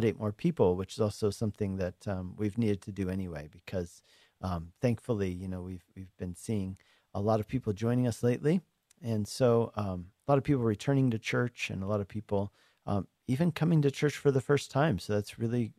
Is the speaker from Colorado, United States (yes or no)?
yes; Denver, Colorado, United States; also born or lived in Lakewood, Colorado / Arvada, Colorado / Hungary; I grew up in Colorado, grew up in Denver, mostly in Lakewood, and into Arvada a little bit when I was in high school